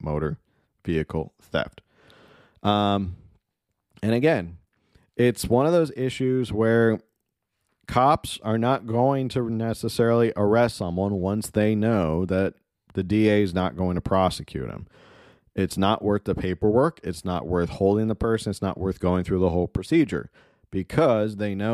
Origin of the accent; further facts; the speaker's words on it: United States; I'm from the United States